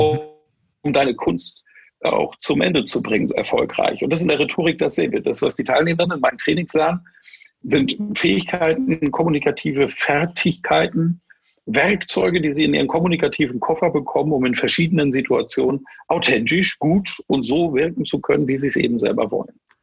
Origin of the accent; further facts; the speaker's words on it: Germany; moved away; ich bin Schwartburger